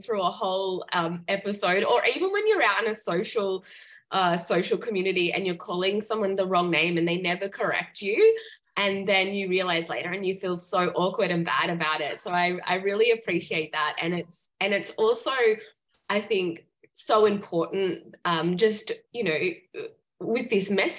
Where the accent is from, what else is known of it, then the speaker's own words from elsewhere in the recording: Gold Coast, Queensland, Australia; Surfers Paradise on the Gold Coast. I'm like, oh my gosh, that's where I'm from